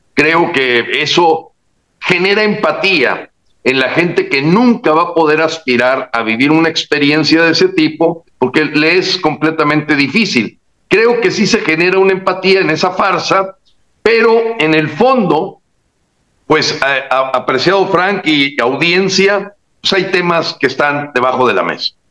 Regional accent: Mexico; Somos nosotros los mexicanos

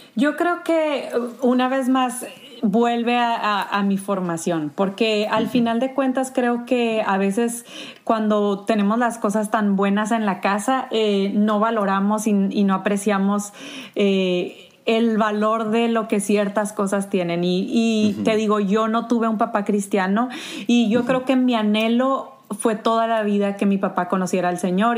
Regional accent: Sonora, Mexico; moved away as an adult; also born or lived in Tijuana; soy sonorense, no sé si todavía se me nota en mi acento

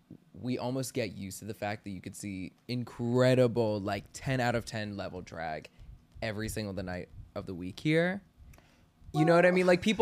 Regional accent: Washington, District of Columbia, United States; now in New York City, United States; back home in D.C.

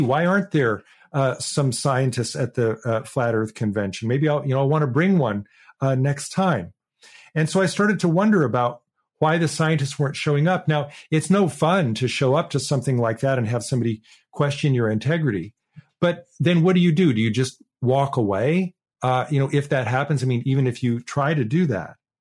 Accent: Portland, Oregon, United States; Portland, Oregon, my, my hometown

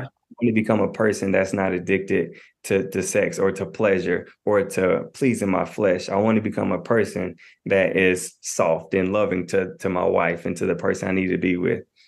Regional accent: Knoxville, Tennessee, United States; I'm a twenty-eight-year-old I'm from Knoxville, Tennessee.

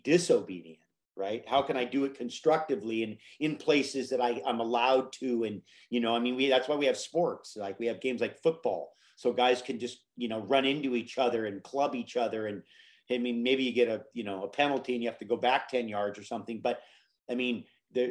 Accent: Hawaii, United States; my mom took me to Hawaii as a child, and that I grew up in Hawaii

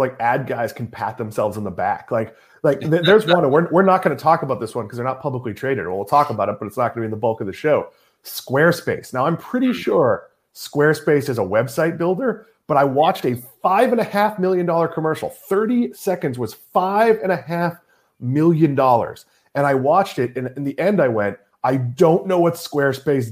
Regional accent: Swampscott, Massachusetts, United States; I grew up in New England

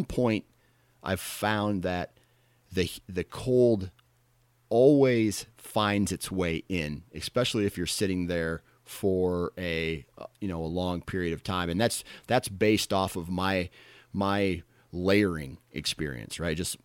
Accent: Iowa, United States; I'm from Iowa

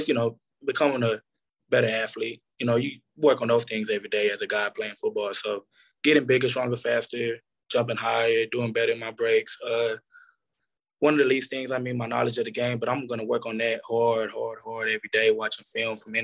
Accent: Arlington, Texas, United States; moved away as an adult; also born or lived in Lubbock, Texas / Kansas; growing up in Arlington, I mean, the Cowboys is right there

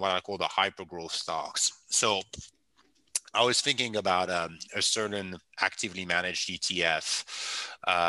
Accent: France; English is a second language; moved away as an adult; now in United States; I come from France

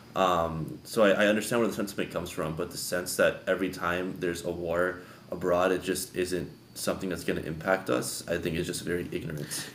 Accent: United States

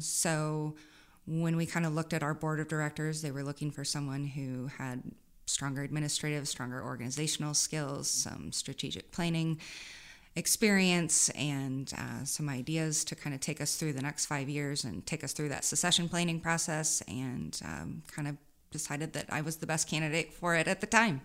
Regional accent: Saint Charles, Missouri, United States; also born or lived in Columbia, Missouri; I grew up out, outside of Saint Louis in Saint Charles.

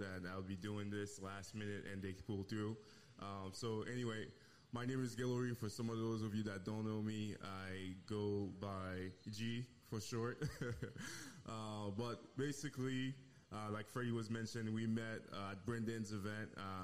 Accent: Haiti; moved away; Originally, I'm from Haiti

